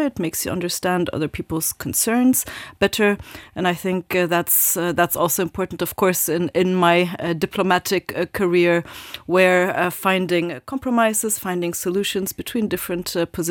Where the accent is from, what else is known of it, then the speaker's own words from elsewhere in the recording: Japan; I grew up in Japan, indeed, lived there for many years, but always in a very international environment, and I really love that.